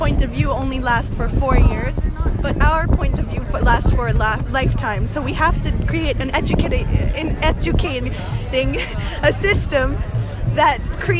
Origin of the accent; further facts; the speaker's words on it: Costa Rica; English is a second language; I'm from Costa Rica.